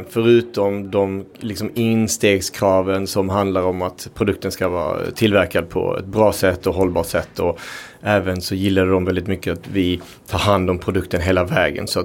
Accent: Uruguay; now in Sweden; Eh, jag kom från Uruguay från början. Vi har en väldigt stark eh, liksom, köttkultur. Men vi äter också allt på djuret.

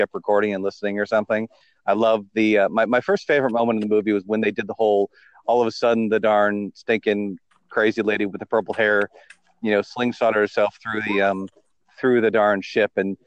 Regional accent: New Jersey, United States; moved away as an adult; also born or lived in United Kingdom / Australia; I'm in New Jersey at the moment. I've been born and raised here, moved over there for 7 years, and Australia, and been back here for a couple of years

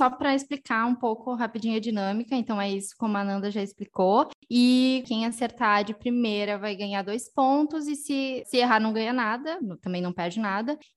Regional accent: Patrocínio, Minas Gerais, Brazil; sou de Patrocínio, interior de Minas Gerais.

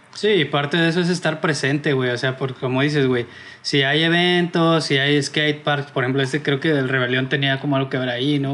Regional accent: Salamanca, Guanajuato, Mexico; moved away; yo soy de Salamanca, Guanajuato

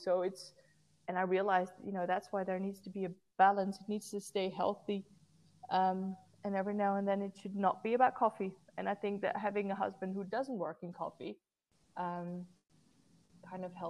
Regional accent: Netherlands; it was held in my hometown

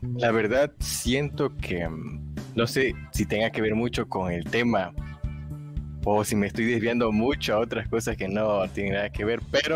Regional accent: Tabasco, Mexico; yo soy tabasqueño

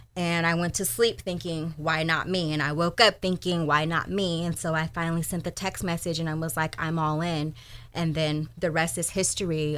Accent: Sacramento, California, United States; I am a Sacramento native, born and raised in Del Paso Heights

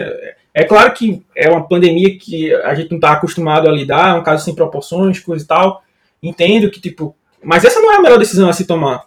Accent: Northeast Region, Brazil; eu não sou de São Paulo, né? Nem de Minas Gerais como o Otávio, né? Sou nordestino

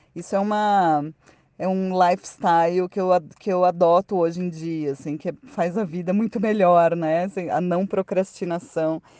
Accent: Campinas, São Paulo, Brazil; also born or lived in Porto Alegre / Curitiba; now in Brasília, Brazil; voltei para casa dos meus pais lá em Campinas

